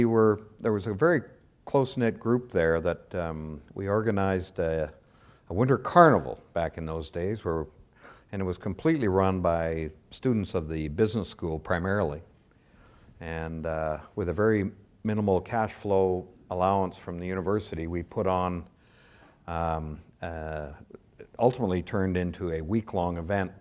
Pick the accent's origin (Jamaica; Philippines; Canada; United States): Canada; Toronto, Ontario; also born or lived in Winnipeg; I was born in Winnipeg. I lived there for all of about 3 weeks. So I then moved to Toronto. So I consider myself certainly raised in Toronto.